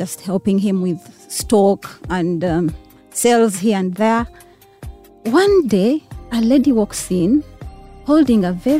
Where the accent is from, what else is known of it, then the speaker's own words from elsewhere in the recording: Kampala, Central Region, Uganda; I was born and raised in Kampala, mainly on the side of Entebbe Road. I grew up on Entebbe Road.